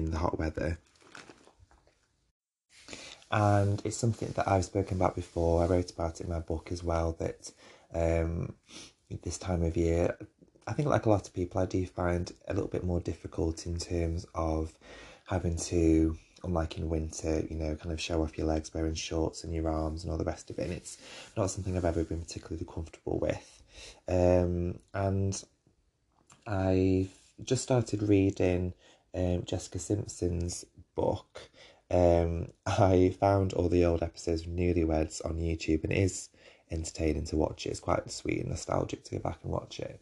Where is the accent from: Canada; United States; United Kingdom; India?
United Kingdom; this is me being British